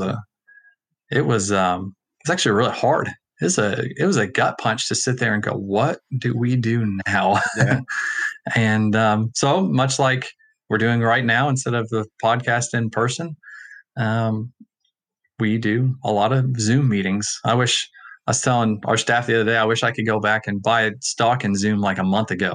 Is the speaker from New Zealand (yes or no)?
no; Allen, Texas, United States; I'm from Allen